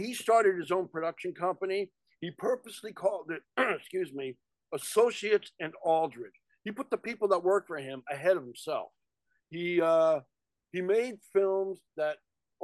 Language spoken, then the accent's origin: English; New York, United States; not far from where I was born. It was shot in Coney Island